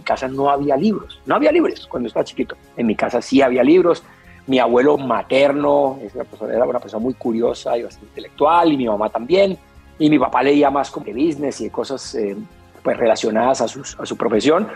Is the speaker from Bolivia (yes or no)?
no; Cali, Valle del Cauca, Colombia; Crecí en Pance en el sur de Cali.